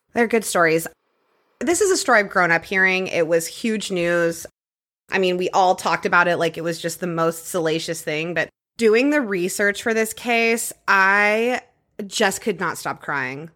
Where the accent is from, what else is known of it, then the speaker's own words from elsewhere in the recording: Clear Lake, Texas, United States; my hometown murders, The Women of Clear Lake Who Snapped